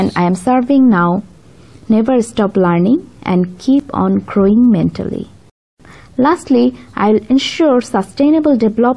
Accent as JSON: {"language": "English", "country": "Bangladesh", "said": "I am from Bangladesh"}